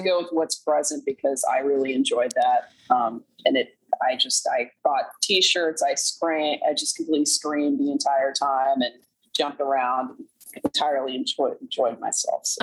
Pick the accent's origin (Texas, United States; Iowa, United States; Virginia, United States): Texas, United States; Duncanville; I was born in Duncanville, Texas